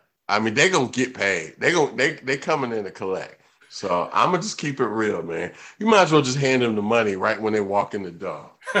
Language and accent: English; Georgia, United States; I'm from Georgia.